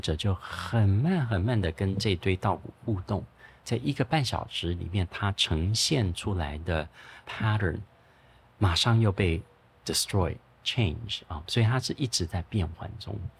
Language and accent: Chinese; Taiwan; moved away; 我们小时候是在泸州长大的